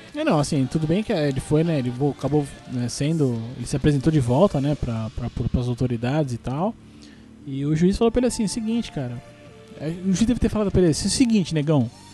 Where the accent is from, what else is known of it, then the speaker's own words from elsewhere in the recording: Brazil; also born or lived in Guarulhos; pelo menos como brasileiro besta